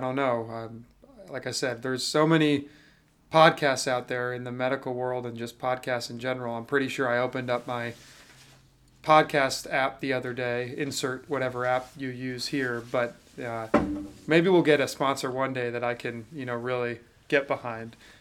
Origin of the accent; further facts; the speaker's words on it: Jacksonville, Florida, United States; also born or lived in Atlanta, Georgia; growing up in Jacksonville